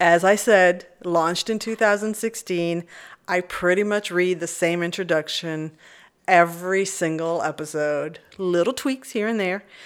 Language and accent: English; Burleson, Texas, United States; now in Austin, United States; I grew up in Burleson